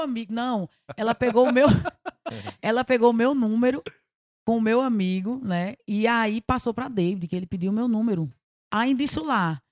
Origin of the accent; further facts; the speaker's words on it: Taperoá, Paraíba, Brazil; also born or lived in Rio de Janeiro; Eu sou carioca, mas fui criada em Taperoá, na Paraíba.